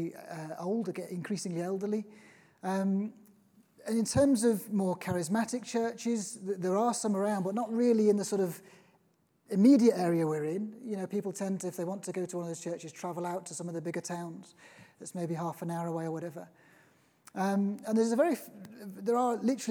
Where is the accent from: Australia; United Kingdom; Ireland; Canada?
United Kingdom; Liverpool, North West England; now in Norfolk, United Kingdom; I'm originally from Liverpool.